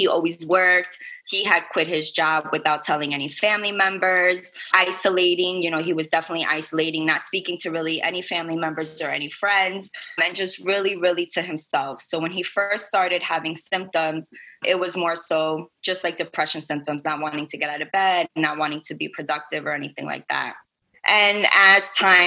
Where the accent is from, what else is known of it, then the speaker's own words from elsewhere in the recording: New York City, New York, United States; moved away as an adult; now in Staten Island, United States; I am from Brooklyn, born and raised, but my family and I, we actually live out on Staten Island now for a few years